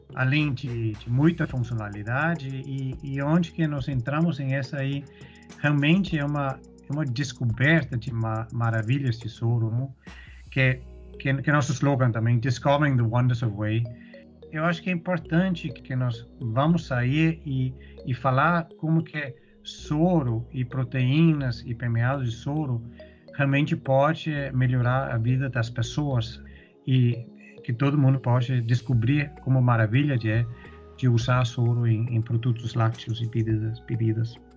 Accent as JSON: {"language": "Portuguese", "country": "Denmark", "also_born_or_lived": "Europe / Middle East", "second_language": "Portuguese", "moved": "as an adult", "lives_now": "Brazil", "said": "eu sou dinamarquês"}